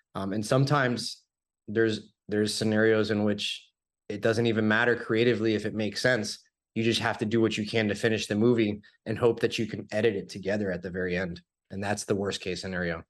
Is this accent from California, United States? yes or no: no; Florida, United States; born and raised in Florida